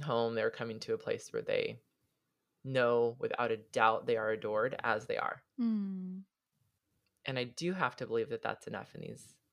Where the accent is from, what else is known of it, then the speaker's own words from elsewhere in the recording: Southern California, United States; also born or lived in Hawaii; I grew up in Southern California, not at the beach, but plenty of opportunities